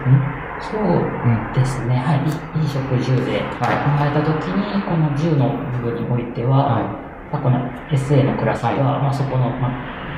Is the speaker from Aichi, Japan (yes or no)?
yes; Aichi, Japan; moved away as an adult; also born or lived in Mitaka, Tokyo; now in Tokyo, Japan; 地元の愛知で住んでいた頃